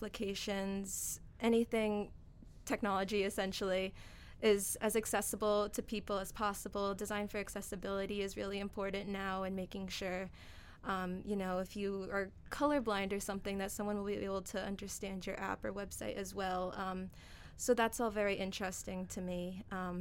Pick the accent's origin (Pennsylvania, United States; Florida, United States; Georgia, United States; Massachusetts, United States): Massachusetts, United States; moved away as an adult; now in Connecticut, United States; I'm from Massachusetts